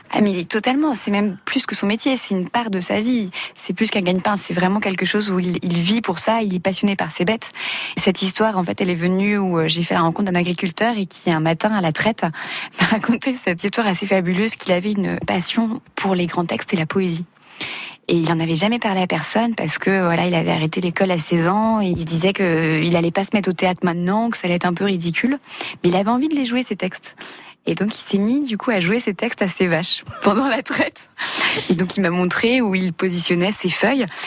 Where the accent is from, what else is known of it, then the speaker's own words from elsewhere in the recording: Brittany, France; je suis évidemment originaire de Bretagne